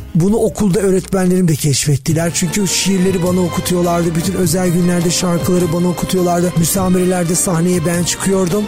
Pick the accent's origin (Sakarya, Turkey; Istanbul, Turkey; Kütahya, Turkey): Istanbul, Turkey; born or raised there